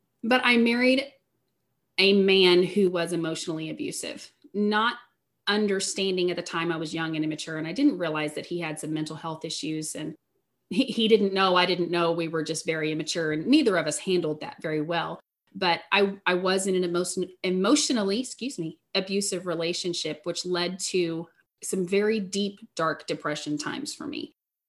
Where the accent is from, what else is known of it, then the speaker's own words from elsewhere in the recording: Southeast Missouri, United States; I am from Southeast Missouri. I grew up in a strong Christian household.